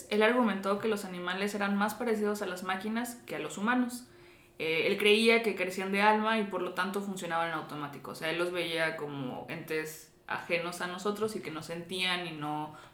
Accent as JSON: {"language": "Spanish", "country": "Dominican Republic", "said": "Ah, yo soy toda una dominicana"}